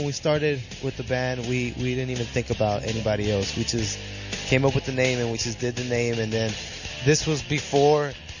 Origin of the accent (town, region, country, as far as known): Long Beach, California, United States; born or raised there